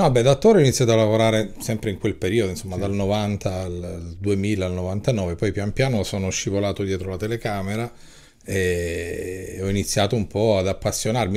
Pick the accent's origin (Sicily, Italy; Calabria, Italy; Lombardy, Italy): Calabria, Italy; io da regista e da calabrese